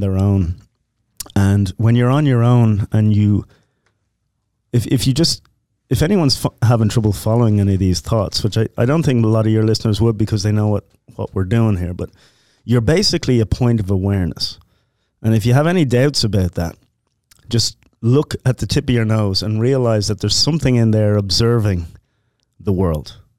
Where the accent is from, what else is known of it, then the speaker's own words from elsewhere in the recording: Ireland; now in United States; Irish Catholic, growing up